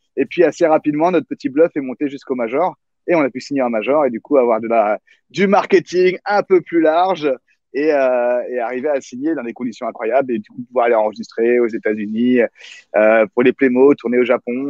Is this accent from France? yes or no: yes; Conflans-Sainte-Honorine, Île-de-France, France; je viens de Conflans